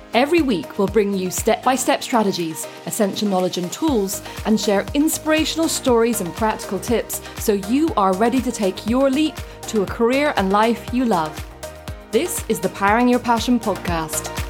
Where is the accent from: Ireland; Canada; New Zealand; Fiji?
Ireland; also born or lived in United Kingdom; now in France; I am Anglo-Irish, thanks to my beautiful dad. Um, and I grew up in Ireland